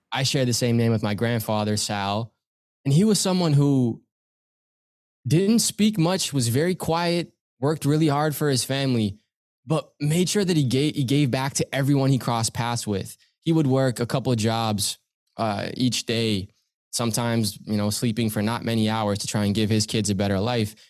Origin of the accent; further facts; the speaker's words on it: Pickering, Ontario, Canada; I grew up in Pickering, Ontario, still here now